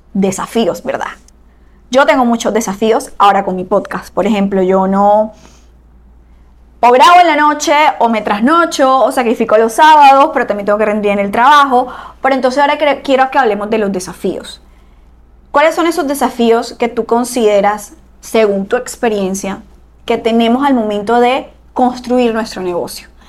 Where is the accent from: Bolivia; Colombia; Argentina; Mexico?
Colombia; Barranquilla, Atlántico; somos de Barranquilla, Colombia.